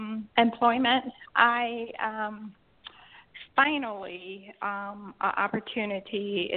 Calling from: Georgia, United States

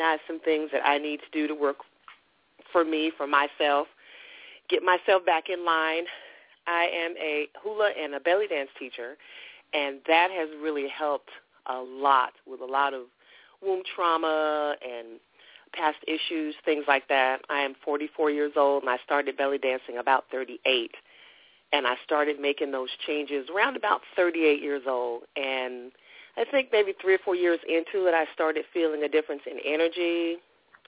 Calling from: San Diego, California, United States; I'm calling from San Diego, California

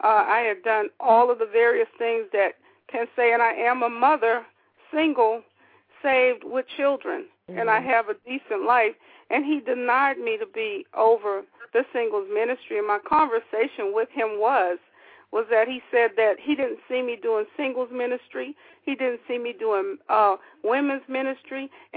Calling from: Atlanta, Georgia, United States; I am calling from the Atlanta area.

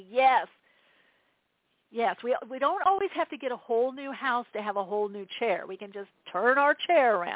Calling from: New York, United States; I'm calling from New York

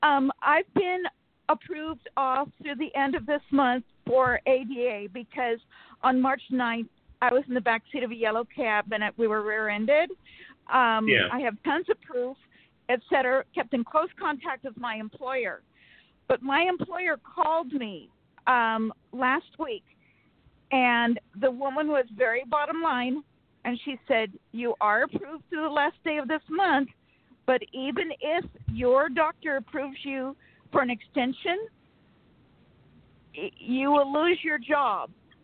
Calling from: Sacramento, California, United States

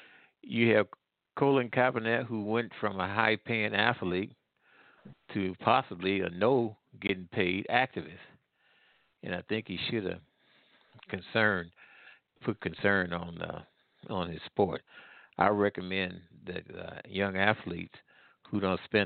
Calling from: Midwest, United States; I'm calling from the Midwest.

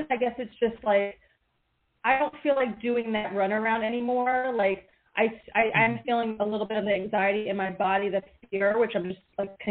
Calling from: Pennsylvania, United States; …, Pennsylvania.

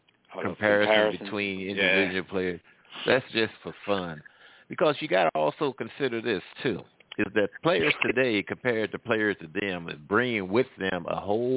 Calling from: Midwest, United States; I'm calling from the Midwest.

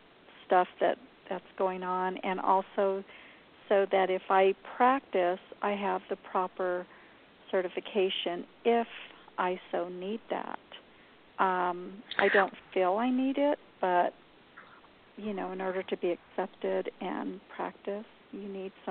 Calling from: New Mexico, United States; I'm in New Mexico.

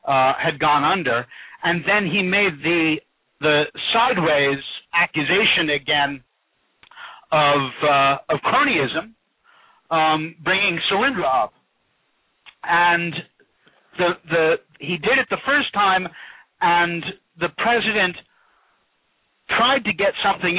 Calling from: Dryden, New York, United States; I'm calling from Dryden, New York.

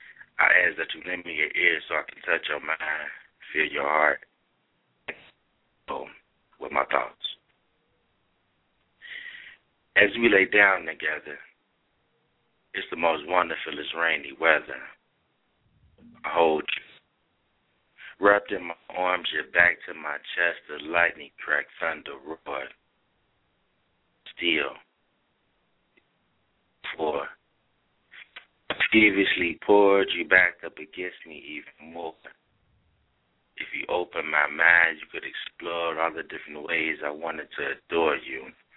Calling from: Cincinnati, Ohio, United States; Cincinnati, Ohio.

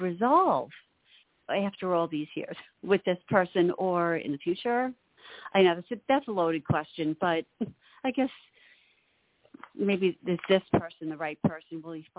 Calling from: Long Island, New York, United States; Hi, Long Island, New York

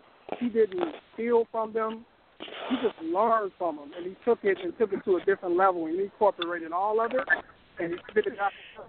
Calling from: Chicago, Illinois, United States

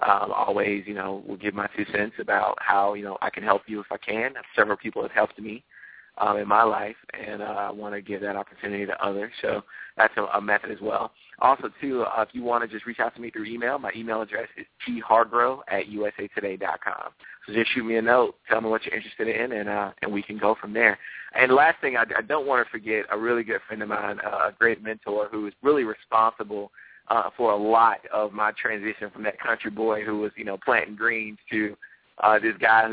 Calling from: Tysons Corner, Virginia, United States; So USA Today is headquartered in McLean, Virginia. So I'm right here in Tysons Corner, about 15 minutes outside of D.C. So I'm in the D.C. area.

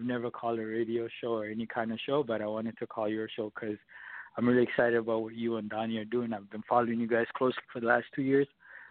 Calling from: Toronto, Ontario, Canada; I'm calling from Toronto, Canada.

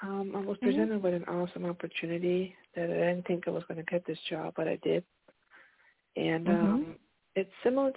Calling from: Pennsylvania, United States; This is …. I'm calling from Pennsylvania.

